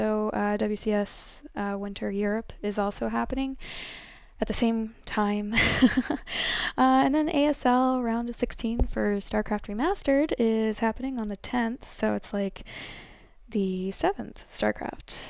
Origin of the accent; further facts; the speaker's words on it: Ohio, United States; also born or lived in Korea; now in South Korea; I'm from Ohio originally